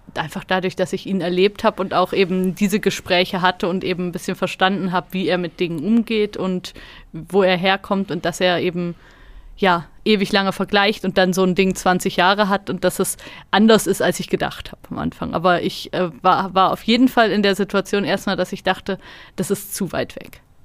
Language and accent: German; Germany; now in Switzerland; Ich komme ja aus Deutschland